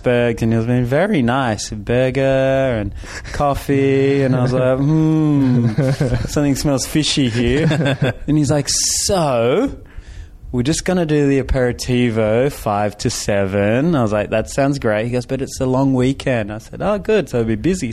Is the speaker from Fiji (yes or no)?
yes; Fiji; now in Los Angeles, United States; I grew up in Fiji